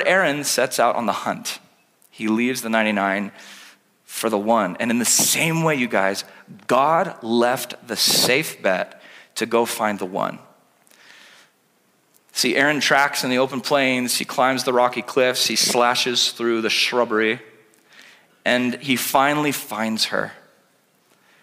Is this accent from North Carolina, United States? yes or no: no; California, United States; now in Oregon, United States; I'm Californian at heart